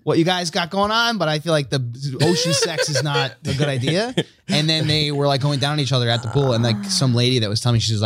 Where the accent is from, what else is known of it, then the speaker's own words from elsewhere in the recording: Long Island, New York, United States; I'm Italian, like half Italian, from Long Island is where I grew up.